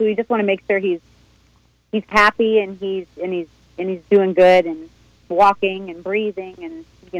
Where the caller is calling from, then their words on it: Delray Beach, Florida, United States; I got my sisters, Chrissy and JJ, logged in. We're coming from Delray.